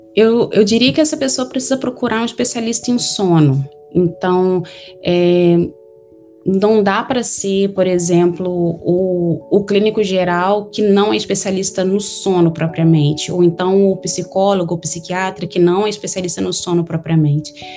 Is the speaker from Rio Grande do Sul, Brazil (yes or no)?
no; Miracema, Rio de Janeiro, Brazil; moved away as an adult; now in United States; Eu sou do interior do estado do Rio de Janeiro, é uma cidade bem pequena, de 20 mil habitantes